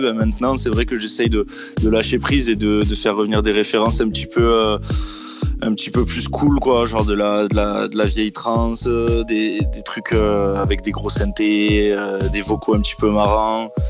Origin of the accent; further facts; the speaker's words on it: Marseille, Provence-Alpes-Côte d'Azur, France; now in Toulouse, France; je suis marseillais hein, à la base. Je suis de Marseille, mais je vis à Toulouse maintenant